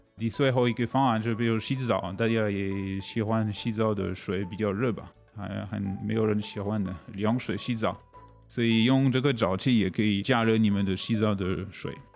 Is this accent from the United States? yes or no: no; France; Chinese is a second language; moved away as an adult; also born or lived in Asia; now in Taiwan; 我是法国人